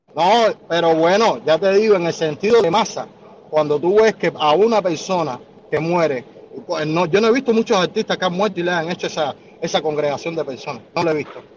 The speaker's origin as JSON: {"language": "Spanish", "region": "Havana", "country": "Cuba", "tie": "born or raised there", "moved": "as an adult", "said": "Yo me crié en San Leopoldo, en medio de drogadictos"}